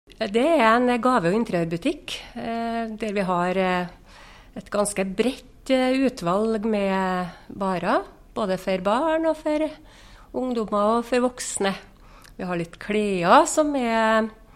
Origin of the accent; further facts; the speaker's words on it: Inderøy, Trøndelag, Norway; jeg er jo ekte innrøyning, så jeg har jo vært her hele livet